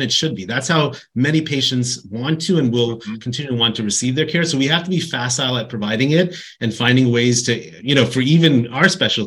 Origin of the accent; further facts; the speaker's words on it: East Coast, United States; moved away as an adult; now in California, United States; I grew up on the East Coast